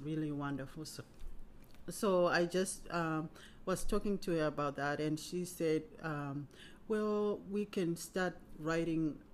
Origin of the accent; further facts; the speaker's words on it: Zimbabwe; moved away as an adult; now in Cincinnati, United States; I was born in Zimbabwe and migrated to America in 1998. Um, moved to Cincinnati and have been here since then